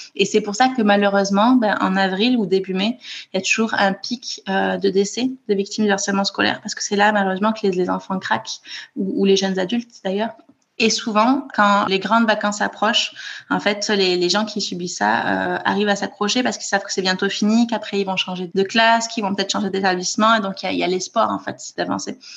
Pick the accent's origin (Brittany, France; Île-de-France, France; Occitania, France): Occitania, France; Toulouse; moved away as an adult; now in Copenhagen, Denmark; je suis née à Toulouse où j'ai grandi et où j'ai fait mes études